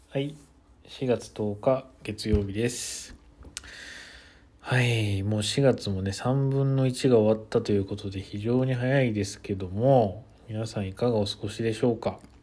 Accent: Kyoto, Japan; moved away as an adult; also born or lived in Nagano; 僕も確かに京都で普通にずっと花粉症で子供の時からかなりひどくて

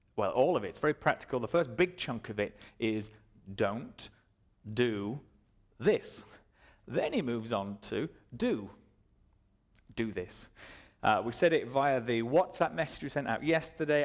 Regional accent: Dubai, United Arab Emirates; I was born in Dubai.

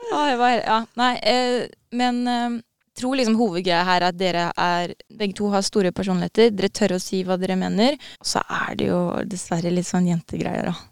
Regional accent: Norway; Vi er jo nordmenn nå

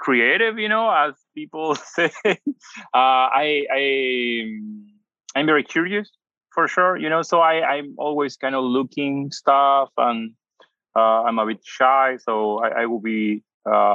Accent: Buenos Aires Province, Argentina; English is a second language; moved away as an adult; also born or lived in Mar del Plata / Bolivar / Canada / Barcelona; now in Los Angeles, United States; I grew up in Argentina, but my dad traveled a lot, so we used to travel a bit much.

